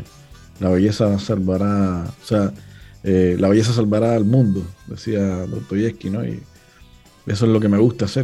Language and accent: Spanish; Cuba; now in Chile; Y ahora también soy chileno, imagínate. o sea, como siempre digo, soy más, cubano que, el mojito